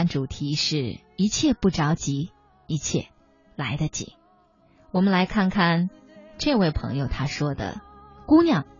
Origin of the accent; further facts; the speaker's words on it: China; 这个年龄在我们中国人看来好像不上不下，正尴尬着。